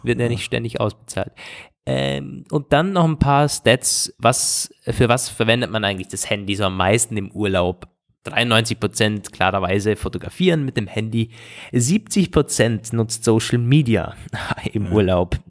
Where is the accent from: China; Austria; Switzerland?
Austria; bei uns in Österreich